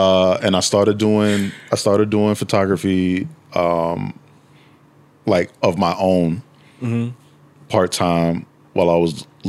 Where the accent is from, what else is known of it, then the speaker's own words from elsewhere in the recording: New York City, New York, United States; moved away as an adult; now in Washington, D.C., United States; I'm originally from Harlem. I'm born and raised in Harlem, New York.